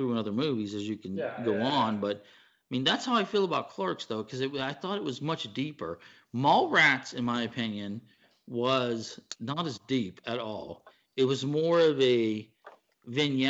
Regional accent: Pittsburgh, Pennsylvania, United States; I'm from Pittsburgh

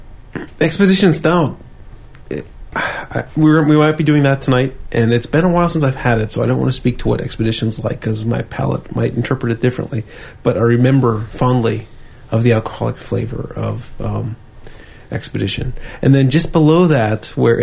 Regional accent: Pittsburgh, Pennsylvania, United States; we're just from Pittsburgh. We don't know how to speak properly

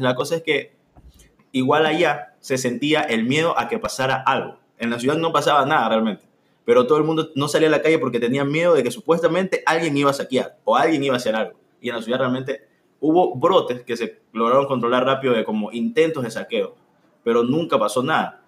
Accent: Esmeraldas, Ecuador; En mi pueblito, Esmeralitas.

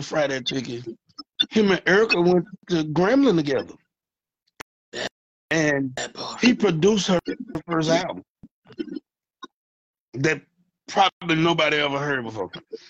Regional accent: Louisiana, United States; now in Dallas, United States; I'm from Louisiana. We know how to shut our damn mouth. I live out here in Dallas, man.

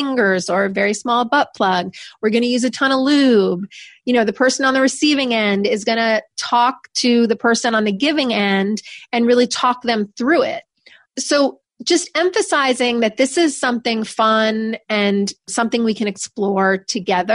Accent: New York, United States; I'm from New York. I'm very direct

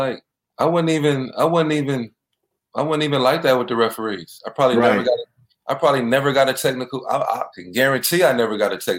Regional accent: Flint, Michigan, United States; we come from Flint.

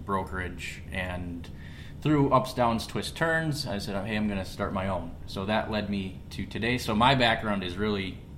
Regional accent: West Bend, Wisconsin, United States; I'm obviously born and raised in West Bend.

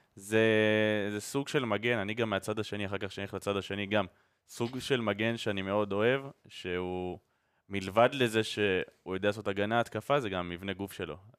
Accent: Israel; אנחנו גדלנו פה ואנחנו חיים פה

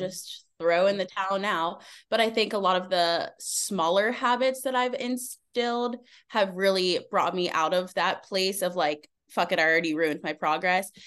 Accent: Pittsburgh, Pennsylvania, United States; I'm from Pittsburgh, Pennsylvania

